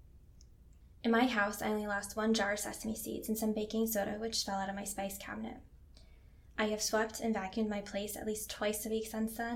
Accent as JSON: {"language": "English", "region": "Northeast", "country": "United States", "also_born_or_lived": "Boston", "moved": "yes", "lives_now": "Anchorage, United States", "said": "I'm from the Northeast, where if we get earthquakes, they are small enough that we don't usually feel them."}